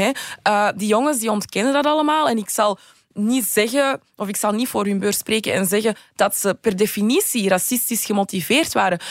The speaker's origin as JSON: {"language": "Dutch", "town": "Antwerp", "region": "Flanders", "country": "Belgium", "tie": "born or raised there", "said": "studeerde in mijn thuisstad Antwerpen"}